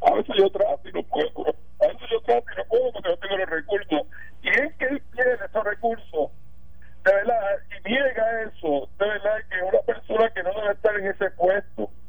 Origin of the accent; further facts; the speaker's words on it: Corozal, Puerto Rico; va a corozar el Festival Plátano, a comer pastelitos de arroz, que, eso es algo eh, lindo de, mi, de mi pueblo, verdad.